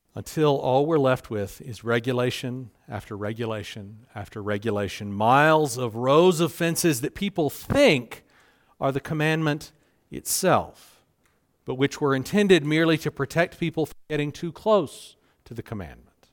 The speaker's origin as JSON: {"language": "English", "region": "South Carolina", "country": "United States", "tie": "born or raised there", "moved": "yes", "said": "I grew up in South Carolina. You can probably hear it in my voice"}